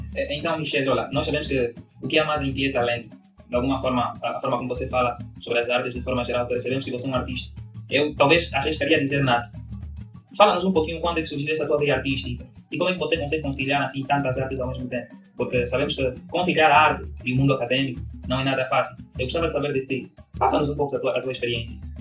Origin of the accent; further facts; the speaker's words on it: Angola; accent: Angolan; now in Brazil; eu sou angolano